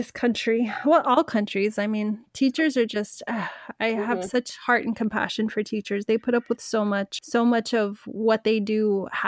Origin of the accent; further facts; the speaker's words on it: United States; I'm American. I'm proud to be an American.